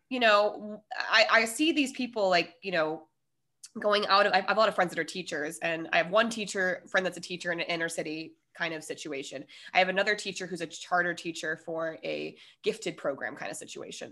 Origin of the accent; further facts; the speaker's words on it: Denver, Colorado, United States; moved away as an adult; also born or lived in San Diego; We are both from Denver